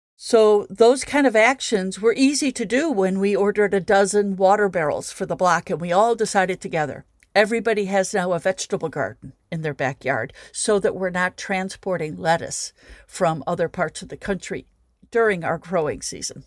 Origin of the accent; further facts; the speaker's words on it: Midwest, United States; now in Chicago, United States; I'm speaking from as a Midwesterner